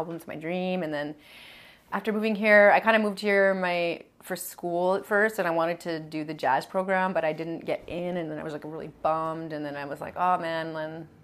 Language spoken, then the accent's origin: English; Edmonton, Alberta, Canada; now in Montreal, Canada; This is all in Alberta, yeah. I grew up in Edmonton.